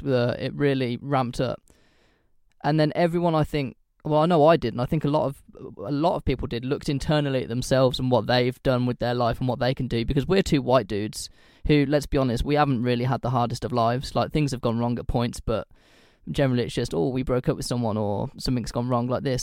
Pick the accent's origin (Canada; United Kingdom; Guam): United Kingdom; I say this as a British person